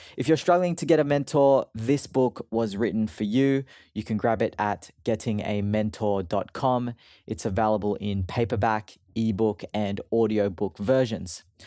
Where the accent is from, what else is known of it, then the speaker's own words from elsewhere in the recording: Sydney, New South Wales, Australia; moved away; I'm from Sydney, and that's where I call home